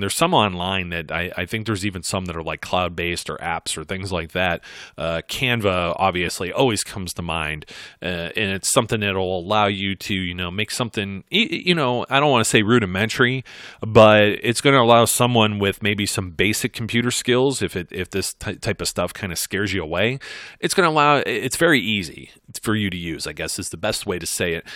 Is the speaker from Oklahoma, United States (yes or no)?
no; Ohio, United States; I'm from Ohio, folks. We call it pop